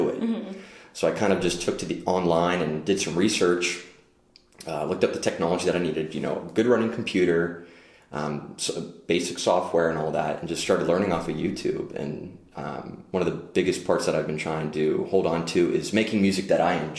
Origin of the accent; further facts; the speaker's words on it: Pittsburgh, Pennsylvania, United States; born and raised in Pittsburgh